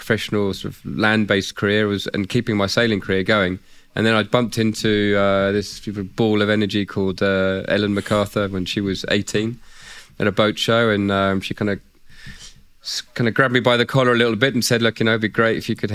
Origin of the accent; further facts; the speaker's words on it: Isle of Wight, South East England, United Kingdom; I grew up on the Isle of Wight in England.